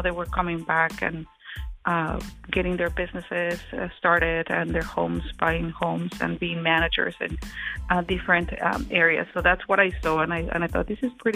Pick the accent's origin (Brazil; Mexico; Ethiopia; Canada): Mexico; Colima; moved away as an adult; also born or lived in Guadalajara, Jalisco, Mexico; now in Franklin County, United States; So we were born in Guadalajara, but then we moved back to Colima, which is where we grew up.